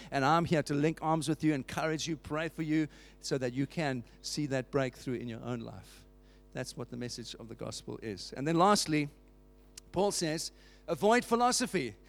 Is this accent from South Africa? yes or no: yes; South Africa; I grew up in South Africa under apartheid.